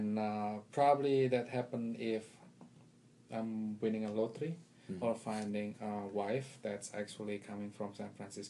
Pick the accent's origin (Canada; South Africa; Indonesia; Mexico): Indonesia; English is a second language; now in Washington, D.C., United States; That's the home for the past almost 17 years now. But I originally come from Indonesia, and yeah, I've been around different places